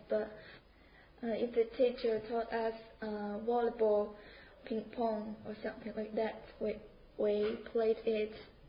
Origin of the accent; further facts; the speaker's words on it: Beijing, China; English is a second language; moved away as an adult; I'm from China, the capital, Beijing.